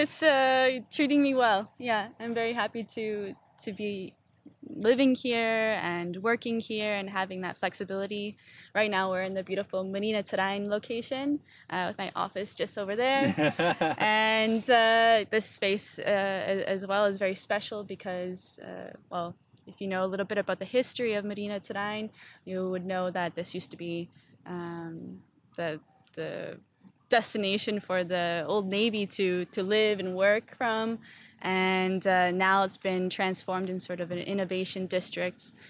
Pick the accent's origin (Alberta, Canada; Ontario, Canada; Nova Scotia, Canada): Ontario, Canada; Stoney Creek; moved away as an adult; also born or lived in Toronto; now in Amsterdam, Netherlands; so I'm originally from Stony Creek, Ontario